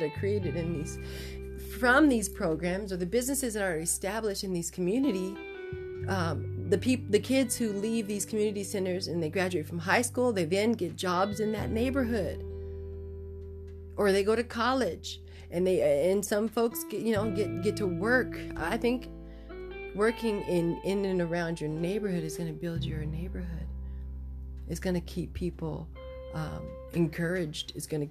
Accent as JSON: {"language": "English", "town": "Chicago", "region": "Illinois", "country": "United States", "tie": "born or raised there", "said": "Growing up in Chicago and in the inner city and South Side and all those places"}